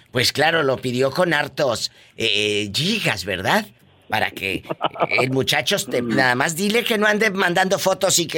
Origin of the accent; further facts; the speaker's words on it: Mexico; now in United States; cuando uno como mexicano o como latino sacamos cosas fiadas, porque es cultural.